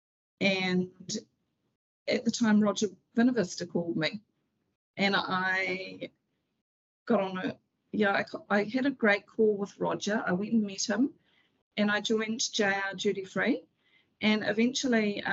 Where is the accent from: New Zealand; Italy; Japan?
New Zealand; Auckland; also born or lived in Whitianga; Auckland is my hometown